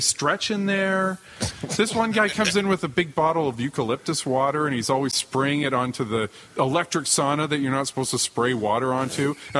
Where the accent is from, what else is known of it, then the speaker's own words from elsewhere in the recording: Canada; Because we're Canadian